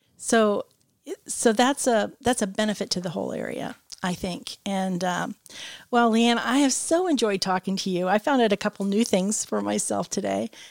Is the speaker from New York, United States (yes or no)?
no; Michigan, United States; I'm from Michigan. That's where my family is